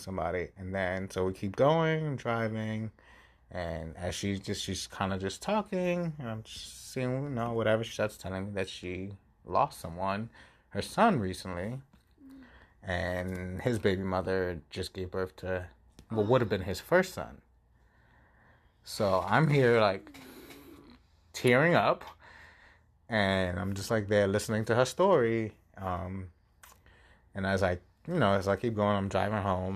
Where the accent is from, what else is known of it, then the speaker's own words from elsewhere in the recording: New York City, New York, United States; moved away; I'm from the Bronx